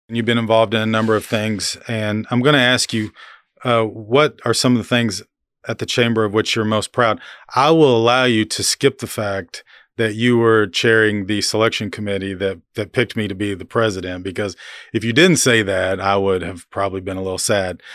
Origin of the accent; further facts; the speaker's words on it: Oklahoma, United States; now in Manhattan, Kansas, United States; we're from Oklahoma